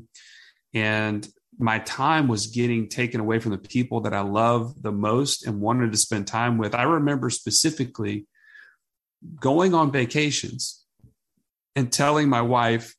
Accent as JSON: {"language": "English", "region": "Southeast", "country": "United States", "tie": "born or raised there", "lives_now": "Birmingham, United States", "said": "I grew up all in the Southeast"}